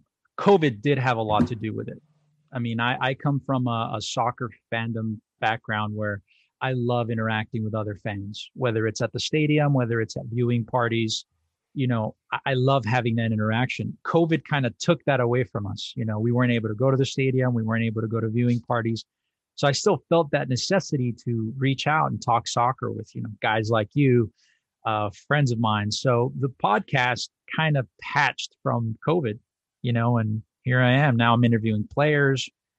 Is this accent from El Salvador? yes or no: yes; El Salvador; that's, you know, my home country's hero, a very first star that me and my family followed.